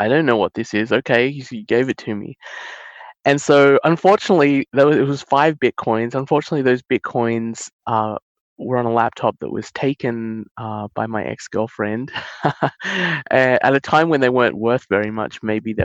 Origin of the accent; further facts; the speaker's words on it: Australia; I was born and raised in Australia with my sister, but my father and my mother were born in India